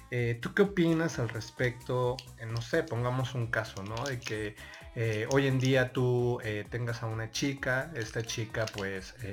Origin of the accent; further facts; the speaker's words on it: Mexico City, Mexico; Yo soy del DF. ¿Del DF? ¿De qué delegación? Iztapalapa.